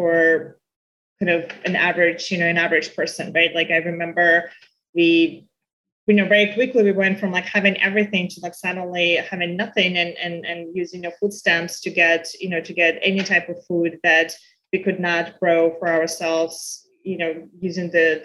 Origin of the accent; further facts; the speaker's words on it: Belarus; now in United States; growing up in Belarus